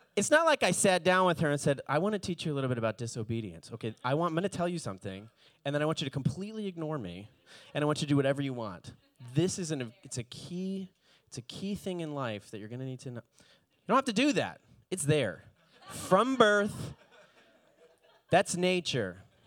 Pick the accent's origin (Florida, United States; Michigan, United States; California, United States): Florida, United States; Palm Beach, Fort Lauderdale area, South; moved away; I grew up in, in the Palm Beach, Fort Lauderdale area